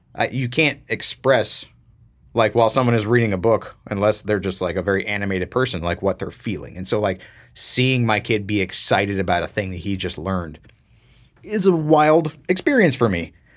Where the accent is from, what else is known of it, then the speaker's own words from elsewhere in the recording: Florida, United States; growing up in Florida